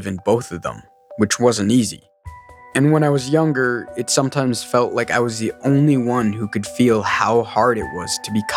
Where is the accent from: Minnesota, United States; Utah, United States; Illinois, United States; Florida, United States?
Minnesota, United States; St. Paul; also born or lived in Guatemala; just being a brown kid growing up in St. Paul